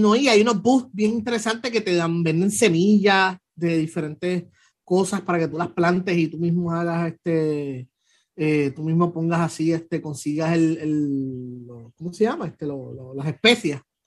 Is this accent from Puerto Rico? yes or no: yes; Puerto Rico; me vieron la cara de boricua